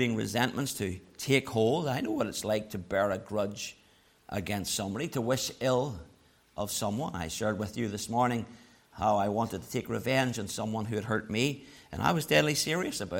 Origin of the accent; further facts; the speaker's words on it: Belfast, Northern Ireland, United Kingdom; moved away; also born or lived in Dublin; I grew up in Loyalist North Belfast.